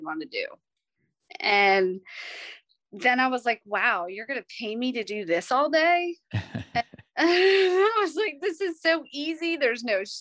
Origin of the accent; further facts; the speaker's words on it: North Carolina, United States; also born or lived in New York; I'm originally from New York, but we moved down here in middle school. So I feel like I'm from North Carolina